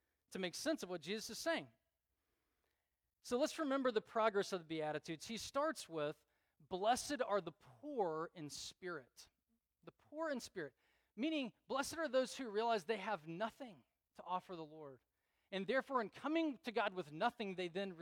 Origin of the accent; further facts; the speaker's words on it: United States; growing up in America in the church